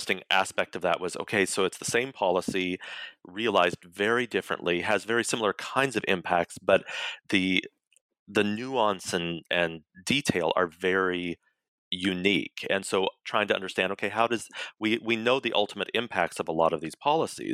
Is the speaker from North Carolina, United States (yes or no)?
no; Colorado, United States; I was born and raised in Colorado